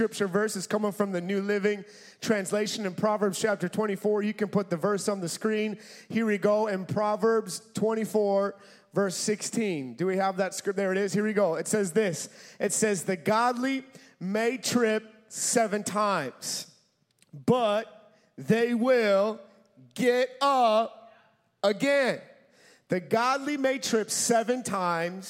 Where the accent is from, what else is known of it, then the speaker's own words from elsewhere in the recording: Minnesota, United States; I'm from Minnesota.